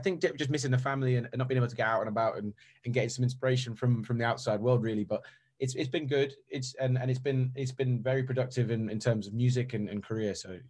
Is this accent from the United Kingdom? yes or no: yes; Stoke-on-Trent, West Midlands, United Kingdom; moved away as an adult; now in London, United Kingdom; I'm from Stoke-on-Trent, and getting down to and moving to London about 3 years ago was pretty daunting